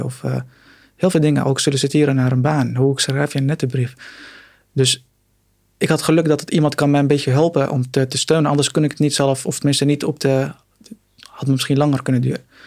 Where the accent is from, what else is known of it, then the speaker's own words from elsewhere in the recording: Syria; Dutch is a second language; now in Netherlands; mijn Syrische paspoort. Ik kom uit Syrië